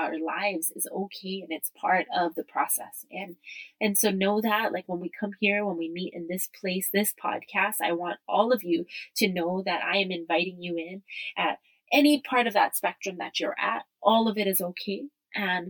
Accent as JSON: {"language": "English", "town": "Kailua-Kona", "region": "Hawaii", "country": "United States", "tie": "born or raised there"}